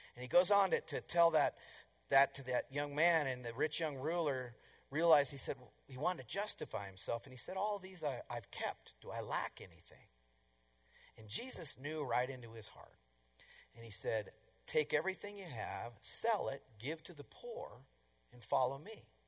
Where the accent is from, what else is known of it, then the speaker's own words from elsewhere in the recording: Colorado, United States; I'm from Colorado